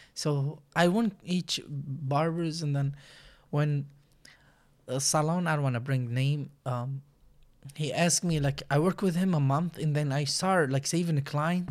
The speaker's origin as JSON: {"language": "English", "country": "Iraq", "tie": "born or raised there", "second_language": "English", "moved": "as an adult", "lives_now": "United States", "said": "I'm from Iraq. Um, I've been there, like, twenty-seven years, and then I moved to U S"}